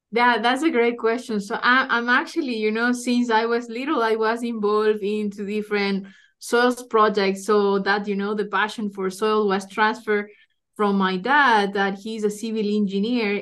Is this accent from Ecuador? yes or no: yes; Ecuador; moved away as an adult; also born or lived in Iowa, United States; now in Lincoln, United States; I'm originally from Ecuador